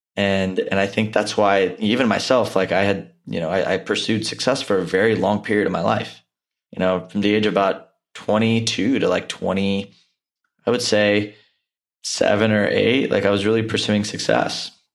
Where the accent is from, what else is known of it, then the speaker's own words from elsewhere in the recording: India; an Indian male